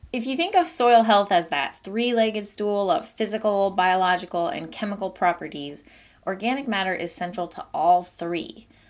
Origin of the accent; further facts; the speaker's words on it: Maine, United States; In Maine, my home state